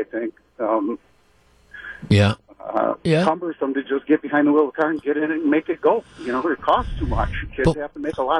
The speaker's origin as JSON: {"language": "English", "town": "Sheboygan", "region": "Wisconsin", "country": "United States", "tie": "born or raised there", "moved": "yes", "lives_now": "Milwaukee, United States", "said": "I grew up in Sheboygan"}